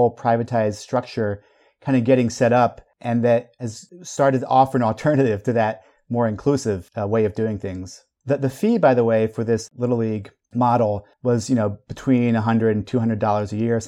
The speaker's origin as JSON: {"language": "English", "country": "Belgium", "tie": "born or raised there", "said": "I was a little kid growing up in Belgium, but here was a slice of Americana that I could channel into."}